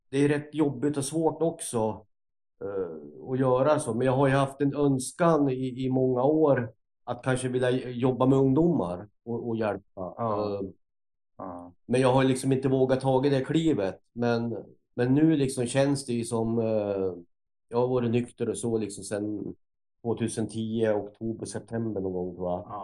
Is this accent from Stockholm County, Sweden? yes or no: no; Gävle, Gävleborg County, Sweden; also born or lived in Sandviken; Ja, jag är ju uppväxt till en början en kort tid eh, utanför Sandviken. Då. Sen så växte jag upp i Gävle fram till lekis. Då bodde jag med min mamma.